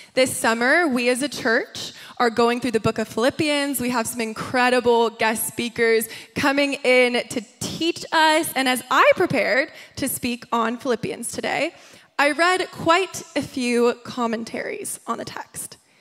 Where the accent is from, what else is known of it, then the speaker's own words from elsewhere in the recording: New York, United States; moved away as an adult; also born or lived in Nashville, Tennessee; now in Los Angeles, United States; I grew up in New York, and then I went to college in Nashville, Tennessee